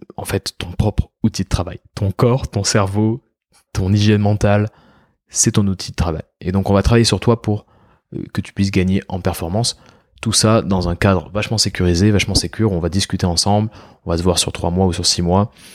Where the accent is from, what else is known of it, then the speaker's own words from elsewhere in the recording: France; On peut être fier en tant que Français